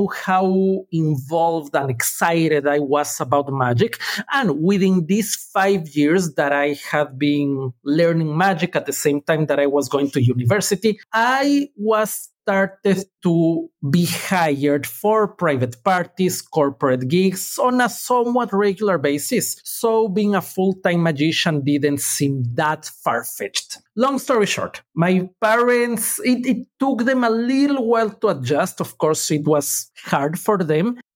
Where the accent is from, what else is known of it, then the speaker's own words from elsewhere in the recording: Ecuador; now in Los Angeles, United States; I was born and raised in Ecuador. That explains the accent.